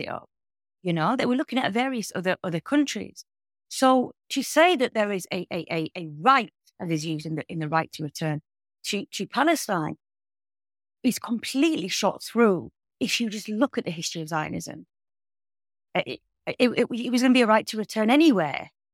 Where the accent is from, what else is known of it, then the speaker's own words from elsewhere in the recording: United Kingdom; I as a British citizen